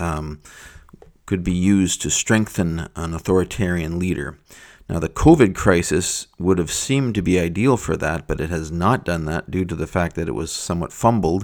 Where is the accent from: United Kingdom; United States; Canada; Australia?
Canada; As a Canadian